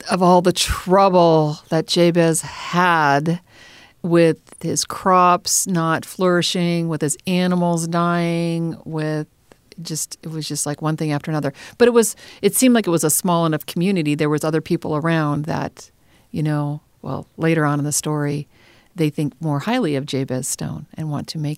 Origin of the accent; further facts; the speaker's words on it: Minnesota, United States; I was born and raised in Minnesota, and there's an expression in Minnesota, Minnesota nice.